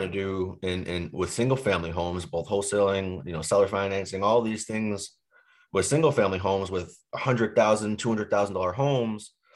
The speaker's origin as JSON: {"language": "English", "town": "Boston", "region": "Massachusetts", "country": "United States", "tie": "born or raised there", "also_born_or_lived": "Boise, Idaho", "moved": "as an adult", "lives_now": "Phoenix, United States", "said": "I grew up in Boston"}